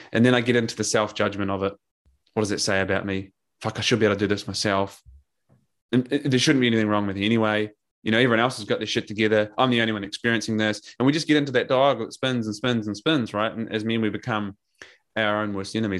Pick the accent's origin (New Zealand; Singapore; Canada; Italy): New Zealand; also born or lived in Drogheda, Ireland / Scotland / London; now in Australia; I'm a Kiwi